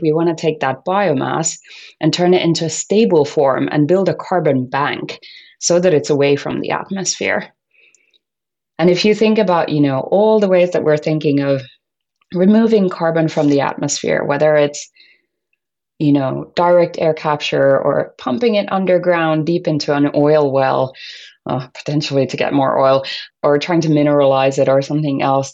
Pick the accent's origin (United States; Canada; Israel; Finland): Finland; I was born and brought up in Finland